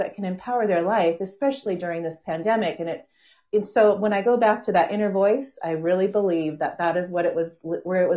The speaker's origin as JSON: {"language": "English", "region": "Washington", "country": "United States", "tie": "born or raised there", "moved": "yes", "lives_now": "San Diego, United States", "said": "I live in San Diego. I was raised up in Washington State"}